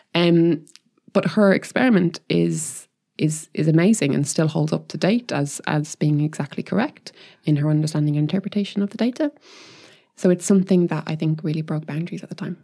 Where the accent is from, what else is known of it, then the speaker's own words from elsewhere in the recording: Ireland; I'm Irish as well